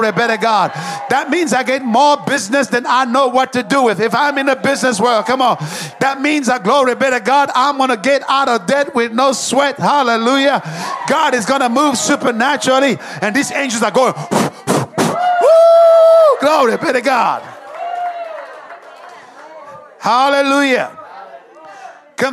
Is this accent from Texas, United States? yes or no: yes; Dallas, Texas, United States; I come from Dallas, and we have the Cowboys